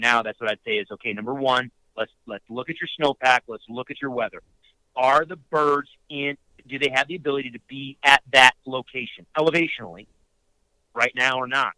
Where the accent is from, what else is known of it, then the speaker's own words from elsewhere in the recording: upstate New York, United States; I grew up in upstate New York